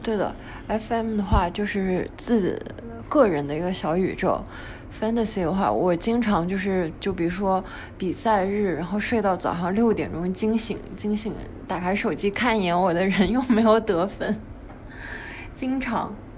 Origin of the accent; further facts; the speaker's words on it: China; 我们中国人